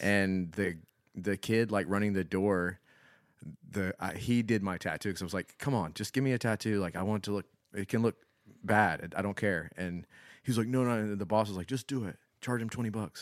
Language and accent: English; Florence, South Carolina, United States; I didn't grow up in Columbia. I didn't grow up in one of the th, three, you know, major cities. I grew up in Florence